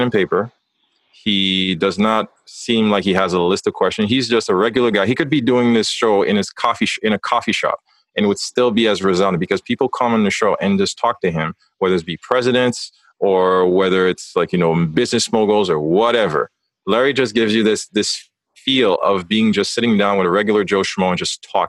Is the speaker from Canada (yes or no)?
no; Haiti; moved away; also born or lived in North America; growing up in Haiti, you grow up with that very heavy weight of the identity of being a man